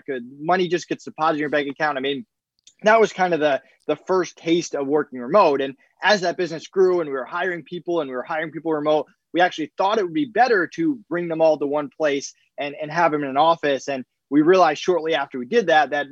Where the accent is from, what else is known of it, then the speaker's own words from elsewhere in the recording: Massachusetts, United States; moved away as an adult; also born or lived in Connecticut / Florida; now in Colorado, United States; I grew up in Massachusetts. I spent 16 plus years there.